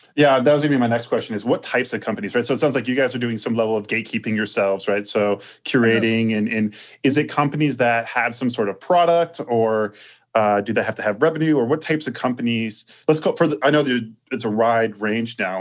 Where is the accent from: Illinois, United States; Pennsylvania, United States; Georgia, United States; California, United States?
Illinois, United States; Chicago; I grew up in Chicago, and that was like my childhood, following uh, that that Bulls